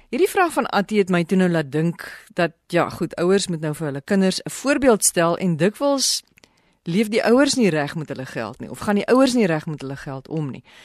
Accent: South Africa; ons as Suid-Afrikaners

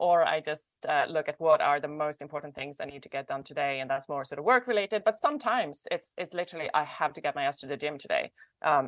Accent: northern Sweden, Sweden; now in Los Angeles, United States; I was born in the north of Sweden

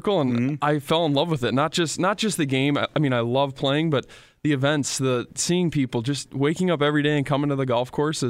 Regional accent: Princeton, Wisconsin, United States; now in Fargo, United States; I grew up in Princeton.

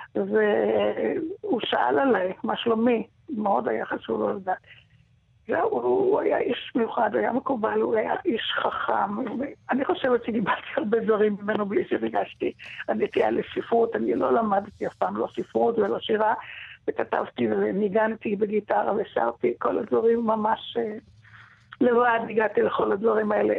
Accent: Israel; also born or lived in Damascus, Syria / Tel Aviv, Israel / Ashdod, Israel; גדלתי בקיבוץ, במוסד בכפר יחזקאל ובראש פינה, עם ילדים, דוברי עברית

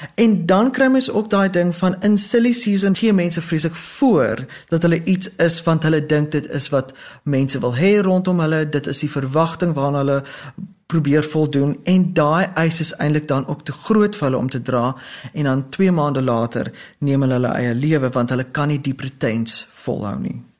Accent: South Africa

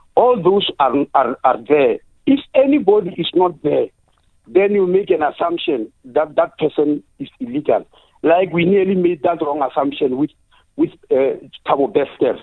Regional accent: South Africa; as a South African

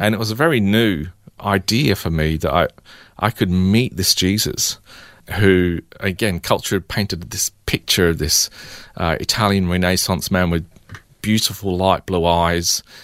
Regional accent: England, United Kingdom; now in Melbourne, Australia; growing up in England

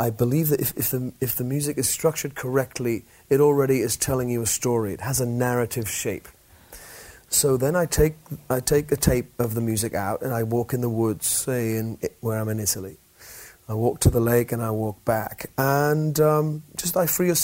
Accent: England, United Kingdom

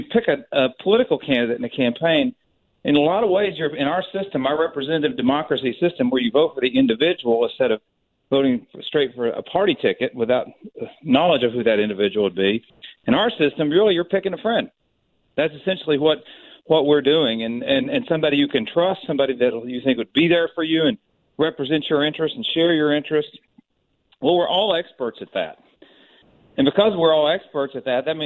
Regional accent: Tennessee, United States; moved away; I'm from Tennessee originally

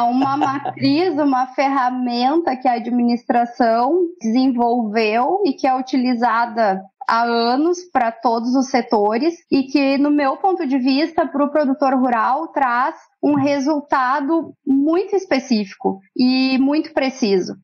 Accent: Encruzilhada do Sul, Rio Grande do Sul, Brazil; Eu sou natural de Encruzilhada do Sul, uma cidade que fica a 270 quilômetros de Porto Alegre.

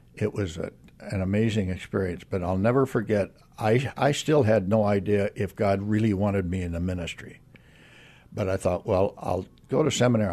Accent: Aurora, Nebraska, United States; moved away; also born or lived in Kewanee, Illinois; I was born and raised in Nebraska

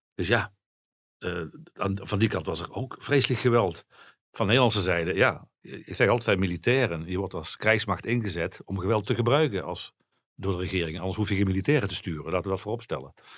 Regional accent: Netherlands; als Nederlanders

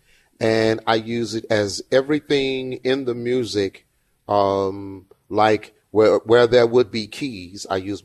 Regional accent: Houston, Texas, United States; I'm from Fifth Ward

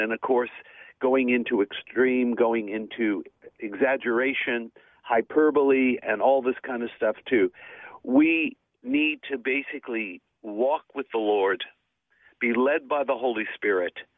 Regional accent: Melbourne, Victoria, Australia; I'm in my hometown of Melbourne

